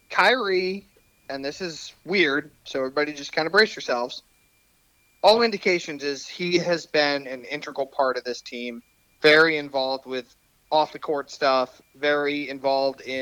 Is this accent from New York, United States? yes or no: no; New Jersey, United States; I'm a Nets fan and I'm from Jersey and people love it.